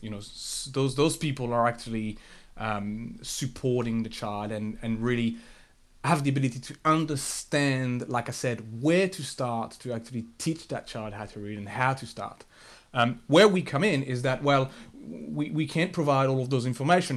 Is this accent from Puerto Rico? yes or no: no; France; moved away; so I grew up in France. Uh, um, I was born and, and bred in, in France